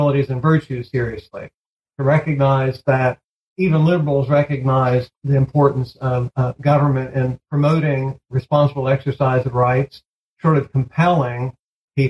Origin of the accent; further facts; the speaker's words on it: Missouri, United States; moved away as an adult; now in Boston, United States; I grew up on a farm in Missouri